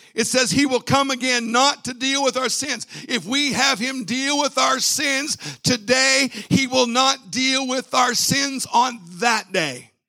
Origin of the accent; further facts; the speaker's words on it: Virginia, United States; My wife and I, we're from Virginia, and we have family there in the Chesapeake, Virginia Beach area